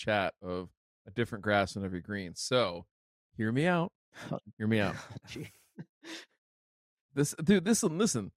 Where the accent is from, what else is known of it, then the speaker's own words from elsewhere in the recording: United States; where I grew up on the Ohio PA border